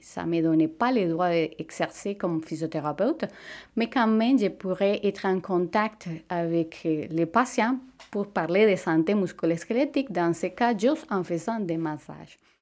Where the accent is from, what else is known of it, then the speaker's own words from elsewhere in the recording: Venezuela; French is a second language; moved away as an adult; now in Quebec, Canada; Au Venezuela, j'avais le, privilège de travailler comme physiothérapeute dans ma propre clinique